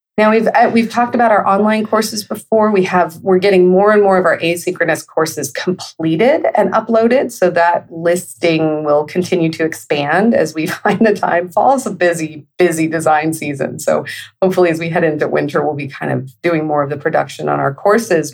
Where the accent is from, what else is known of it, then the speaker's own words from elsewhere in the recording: Northern California, United States; I grew up in Northern California, essentially. I mean, it's like middle, but it's in the northern part.